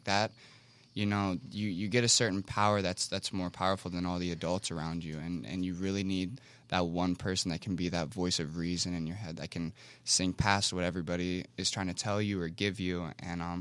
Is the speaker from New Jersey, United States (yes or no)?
no; Ohio, United States; I was from Ohio